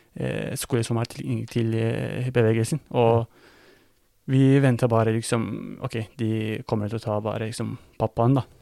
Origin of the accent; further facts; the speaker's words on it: Kütahya, Turkey; Norwegian is a second language; moved away as an adult; also born or lived in Afyon, Turkey / Greece; now in Norway; jeg er født og oppvokst i Kutahya